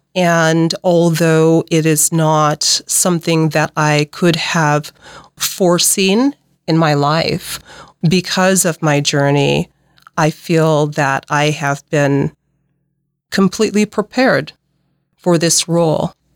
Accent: Nebraska, United States; also born or lived in Pacific Northwest; I'm from Nebraska.

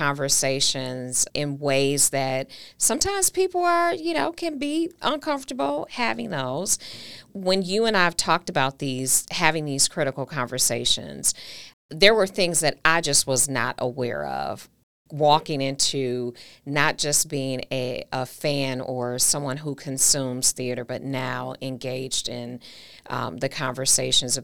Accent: Milwaukee, Wisconsin, United States; my hometown

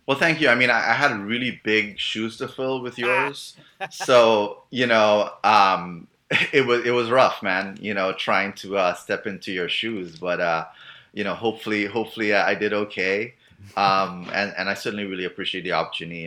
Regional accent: Trinidad & Tobago; moved away as an adult; also born or lived in Miami; now in United States; I'm originally from Trinidad

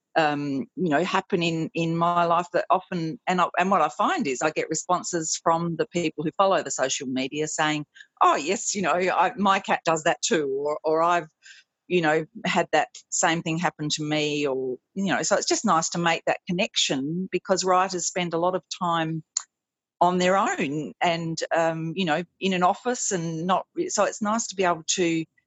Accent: South Australia, Australia; moved away; my home uh, state is always very welcoming

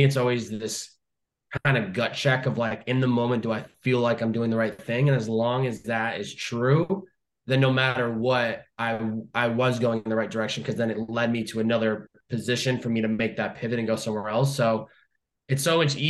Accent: Chicopee, Massachusetts, United States; now in California, United States; Chicopee, Massachusetts

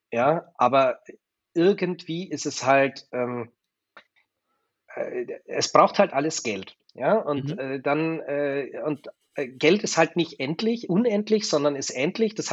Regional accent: Germany; Ich war halt ein Deutscher, der in Wien war.

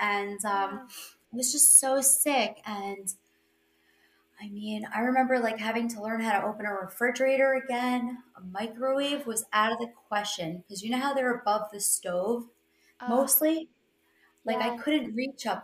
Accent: New York, United States; I'm from New York.

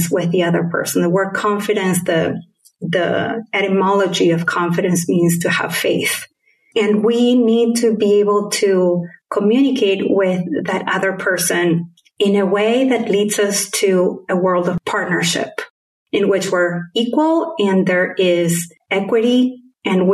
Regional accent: Argentina; first language Spanish; English is a second language; moved away; also born or lived in Caribbean / United States; my particular accent is a combination of having been brought up in Argentina with Spanish as my first language, and then having lived in different countries in the Caribbean and in the US

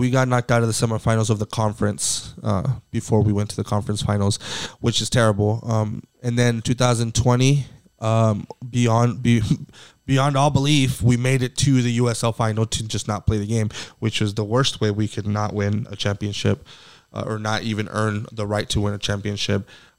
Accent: Phoenix, Arizona, United States; I was born here in Phoenix, which I am, but, you know, being born here, being from here

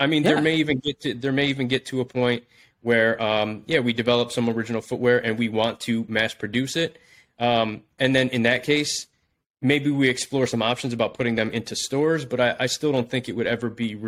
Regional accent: Buffalo, New York, United States; moved away as an adult; also born or lived in Los Angeles; I'm actually back in my hometown of Buffalo, New York now

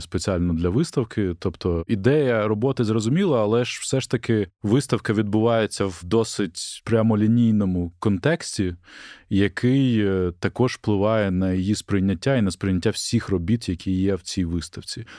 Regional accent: Mykolaiv, Mykolaiv Oblast, Ukraine; моє рідне місто Миколаїв

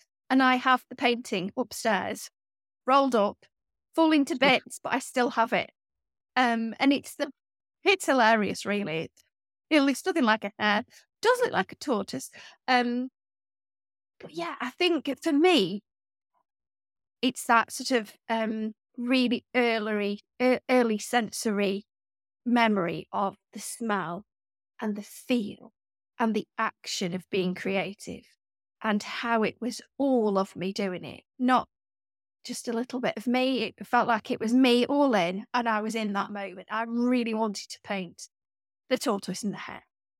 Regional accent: Stoke-on-Trent, West Midlands, United Kingdom; And I grew up in the Staffordshire Moorlands in a village, quite a big village. It wasn't, you know, really countrified, but we weren't near the city. And Stoke-on-Trent, where I grew up, is a really odd place anyway.

